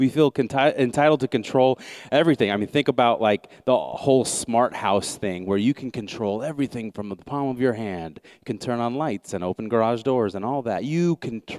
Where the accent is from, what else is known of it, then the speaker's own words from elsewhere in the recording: United States; I'm an American, yes, but I'm a Christ follower first.